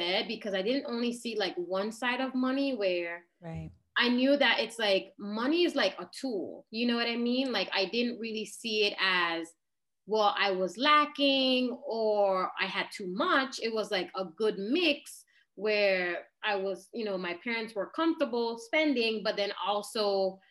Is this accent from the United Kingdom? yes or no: no; British Virgin Islands; moved away as an adult; also born or lived in United States / Florida; I was born in the US and then, but I grew up in the Virgin Islands.